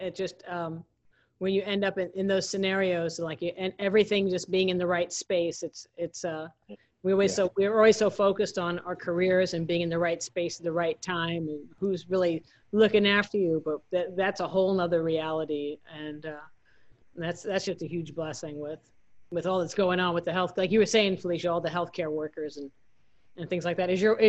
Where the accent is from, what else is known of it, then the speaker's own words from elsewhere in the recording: Georgia, United States; We're from Georgia. We're in Georgia.